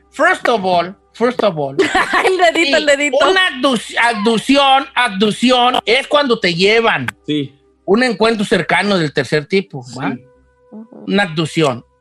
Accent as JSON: {"language": "Spanish", "town": "Guadalajara", "region": "Jalisco", "country": "Mexico", "said": "Es que soy de Guadalajara ya decimos OVNI."}